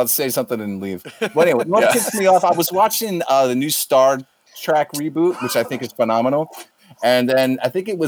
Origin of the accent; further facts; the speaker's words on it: right outside of Philadelphia, southern New Jersey, United States; I grew up on the East Coast, in southern New Jersey, right outside of Philly